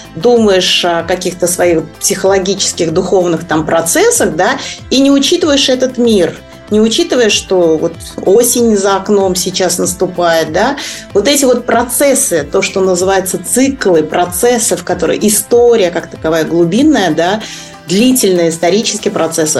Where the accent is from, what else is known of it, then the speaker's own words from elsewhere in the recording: Kazan, Tatarstan, Russia; moved away as an adult; also born or lived in Japan; я сама из Казани